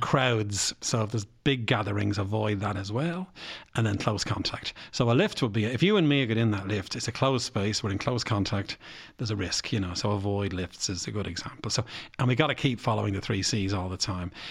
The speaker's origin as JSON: {"language": "English", "town": "Bray", "region": "Leinster", "country": "Ireland", "said": "I come from Bray"}